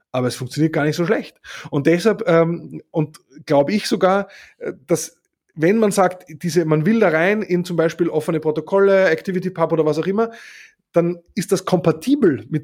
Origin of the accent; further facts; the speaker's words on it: Austria; also ich muss sagen, als Österreicher sowieso, ich habe lange überhaupt nicht geschnallt